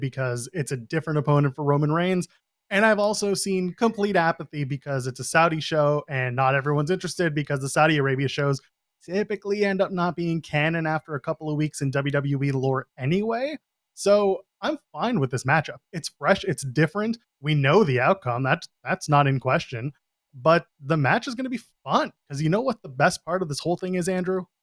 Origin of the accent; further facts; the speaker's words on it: Canada; I'm a Canadian